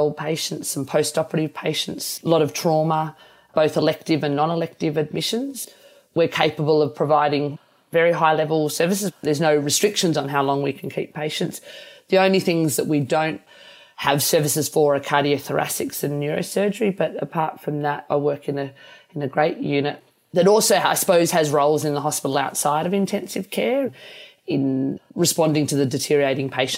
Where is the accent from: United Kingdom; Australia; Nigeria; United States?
Australia; Armidale, New South Wales; We grew up in Armidale in northern New South Wales, and I was born in Armidale.